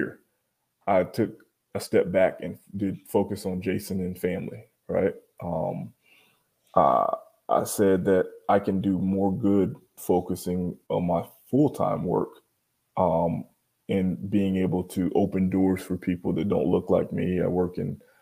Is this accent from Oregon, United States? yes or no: no; Miami, Florida, United States; As a kid growing up in Miami, I was the only Black kid in an all-white Boy Scout troop